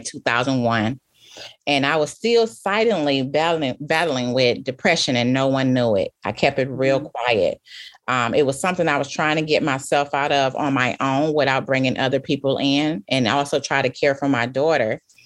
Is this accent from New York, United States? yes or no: no; Flint, Michigan, United States; also born or lived in Helena, Arkansas; I was born in Arkansas, Helena, in a little small town across the bridge from Tunica, Mississippi. But yet I was raised right here inside the city of Flint